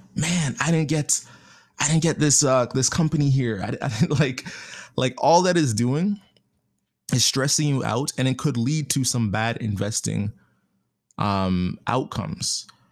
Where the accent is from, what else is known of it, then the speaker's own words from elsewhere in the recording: Canada; being Canadian